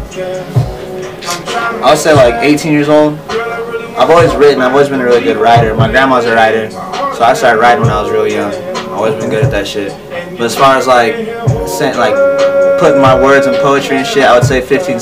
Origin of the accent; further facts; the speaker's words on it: Weld County, Colorado, United States; I'm from Colorado, Weld County, Colorado.